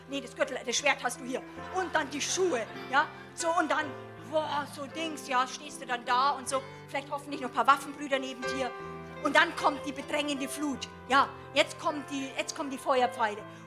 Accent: Germany; als Deutsche

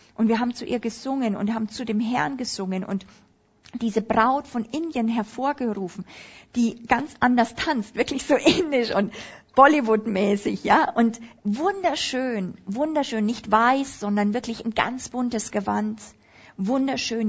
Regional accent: Upper Palatinate, Bavaria, Germany; Ich bin ja Oberpfälzer in Bayern

